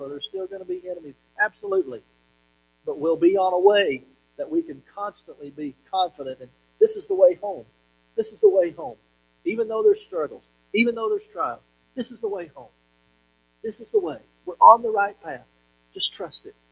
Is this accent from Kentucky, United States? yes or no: yes; Monticello, Kentucky, United States; the little town that I grew up in in Monticello, Kentucky